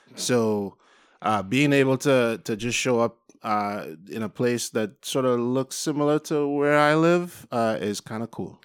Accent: Trinidad & Tobago; I have an accent, so I'm not from the U.S. I'm from Trinidad and Tobago

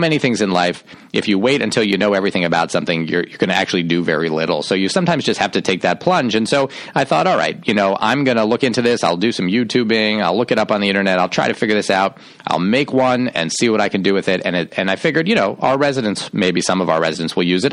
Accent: Shaker Heights, Ohio, United States; I grew up outside of Cleveland, Ohio, in Shaker Heights, Ohio.

